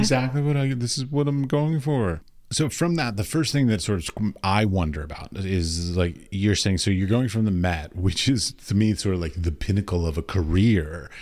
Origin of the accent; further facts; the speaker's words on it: United States; I come from America